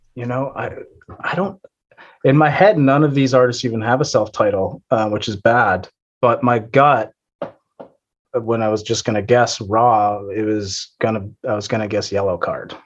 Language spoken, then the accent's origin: English; Boston, Massachusetts, United States; I am from uh, the Boston area